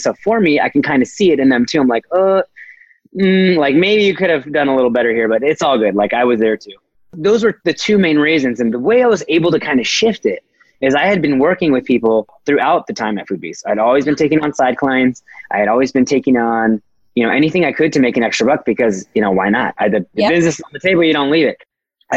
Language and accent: English; Fullerton, California, United States; Fullerton, California, my hometown. I am very prideful of I was ASB president at Fullerton High School